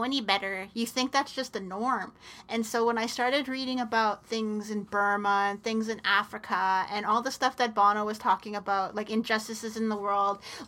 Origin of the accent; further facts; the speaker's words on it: Mathias Colomb First Nation, northern Manitoba, Canada; now in Winnipeg, Canada; I'm originally from the Missipaistic First Nation in northern Manitoba